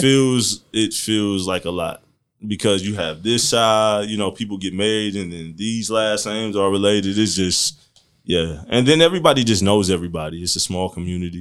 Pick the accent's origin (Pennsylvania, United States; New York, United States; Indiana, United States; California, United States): Indiana, United States; Marion; I grew up here in Marion. I've been here thirty-one years